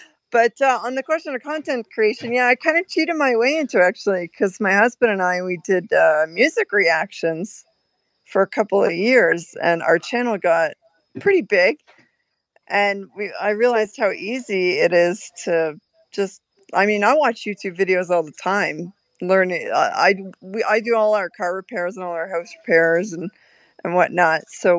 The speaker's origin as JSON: {"language": "English", "country": "Canada", "moved": "yes", "said": "So for us to change, we came from Canada to come here, but we came so that we could have this lifestyle."}